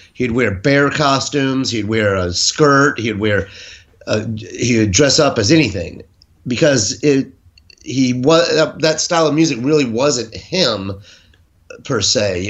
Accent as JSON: {"language": "English", "town": "Jacksonville", "region": "Florida", "country": "United States", "said": "I'm from Jacksonville, Florida, originally"}